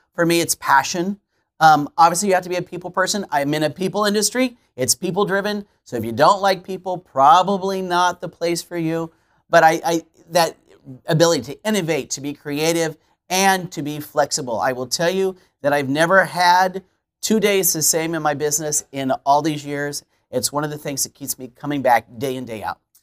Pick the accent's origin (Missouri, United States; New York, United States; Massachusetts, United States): Missouri, United States; Kansas City; now in Alton, United States; I'm Kansas City native